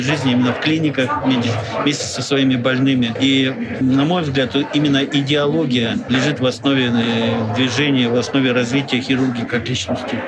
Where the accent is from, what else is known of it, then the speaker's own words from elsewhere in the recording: Irkutsk, Irkutsk Oblast, Russia; я иркутянин